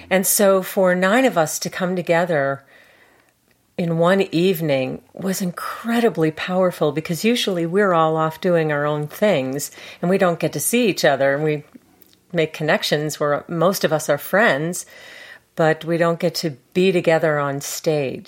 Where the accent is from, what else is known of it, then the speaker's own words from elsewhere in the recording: Chicago, Illinois, United States; moved away; also born or lived in Kansas City / Santa Fe / San Diego; I'm from Chicago